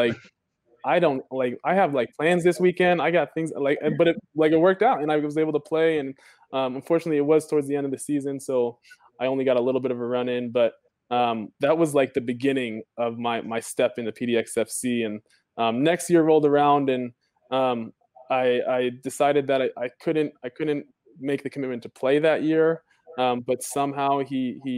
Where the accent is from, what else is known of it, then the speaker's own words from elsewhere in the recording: New Jersey, United States; moved away as an adult; now in Portland, United States; I'm originally from New Jersey, you know, and I moved out here to Portland about 4 years ago.